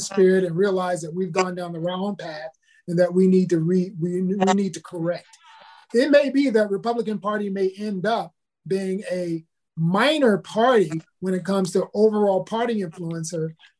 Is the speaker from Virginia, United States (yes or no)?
yes; Virginia, United States; It would not be helpful for me to go to Hampton University, as I grew up in Virginia